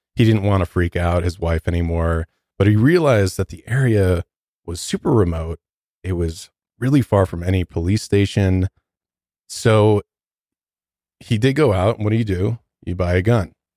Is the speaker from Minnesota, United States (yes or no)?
no; Detroit, Michigan, United States; now in Denver, United States; I'm from Detroit